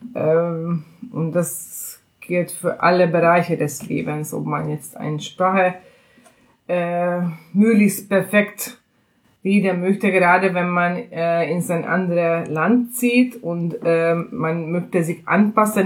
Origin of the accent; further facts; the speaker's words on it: Hungary; German is a second language; moved away as an adult; now in Berlin, Germany; werde ich trotzdem noch eine äh, gebürtige Ungarin bleiben und mein Akzent